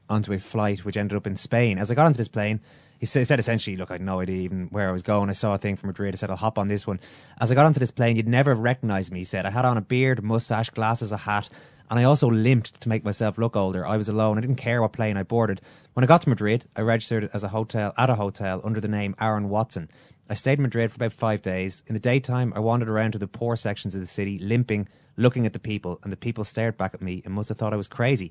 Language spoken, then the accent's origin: English; Ireland; we did as Irish people